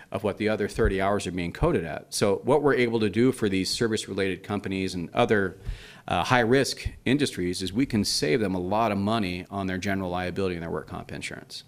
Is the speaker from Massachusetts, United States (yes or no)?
no; Idaho, United States; also born or lived in London, England; we moved to Idaho from England when I was seven. So I was born in London.